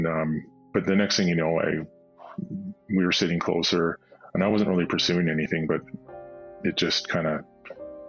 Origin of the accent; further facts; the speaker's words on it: Nanaimo, British Columbia, Canada; originally born and raised in Nanaimo